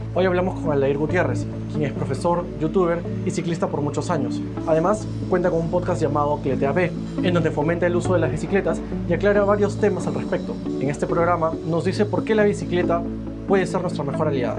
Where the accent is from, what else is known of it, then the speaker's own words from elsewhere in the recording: Peru; nosotros como peruanos